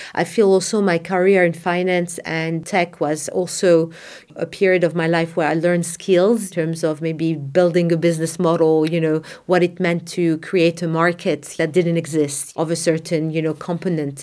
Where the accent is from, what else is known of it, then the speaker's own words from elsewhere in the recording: Casablanca, Casablanca-Settat, Morocco; I was born and raised in Morocco